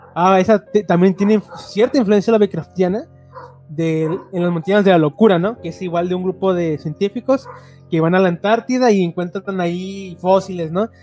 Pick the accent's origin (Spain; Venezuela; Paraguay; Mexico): Mexico; como mexicanos